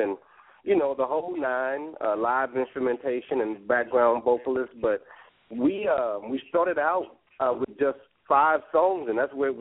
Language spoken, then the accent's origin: English; Louisiana, United States; moved away as an adult; also born or lived in Bay Area, California; I'm born and raised in the South, Louisiana.